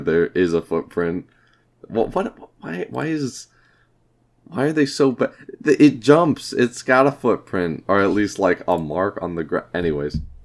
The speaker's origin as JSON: {"language": "English", "region": "Iowa", "country": "United States", "said": "we are from Iowa"}